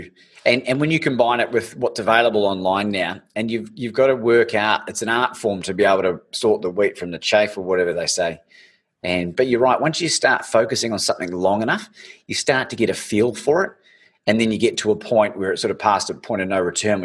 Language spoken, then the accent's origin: English; Christchurch, Canterbury, New Zealand; when we were growing up in New Zealand